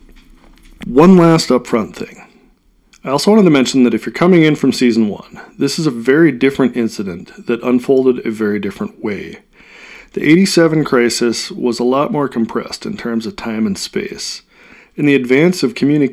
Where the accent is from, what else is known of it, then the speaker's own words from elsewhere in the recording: Midwest, United States; I'm from the Midwest.